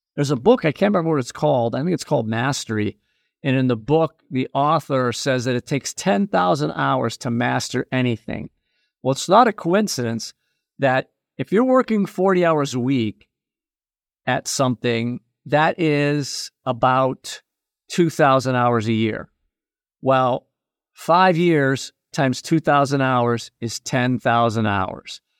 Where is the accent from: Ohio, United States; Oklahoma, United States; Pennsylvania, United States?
Pennsylvania, United States; Erie; also born or lived in New England; my hometown of Erie, Pennsylvania